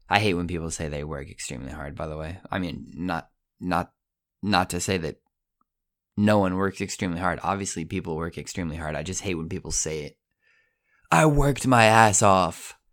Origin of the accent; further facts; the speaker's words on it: Colorado, United States; now in Italy; I'm from Colorado. Don't forget it. I live in Italy. Don't forget it.